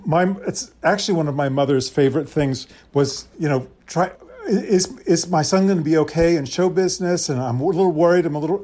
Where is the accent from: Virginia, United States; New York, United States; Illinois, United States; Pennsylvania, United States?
Virginia, United States; Arlington; born there; also born or lived in Princeton, United States / South Africa; Okay, so I was born in Arlington outside of D.C. We then moved to Princeton, where my sister was born, in New Jersey. And from Princeton, we moved to South Africa.